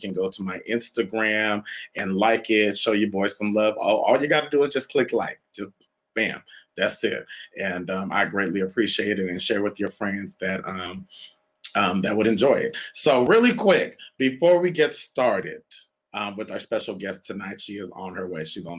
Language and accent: English; Canada; born there; But, you know, some of you know, may not know, I was born in Canada.